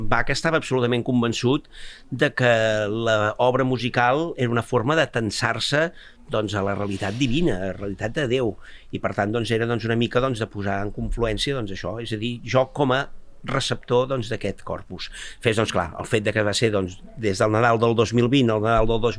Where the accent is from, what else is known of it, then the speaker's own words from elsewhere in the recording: Bages, Catalonia, Spain; soc del Bages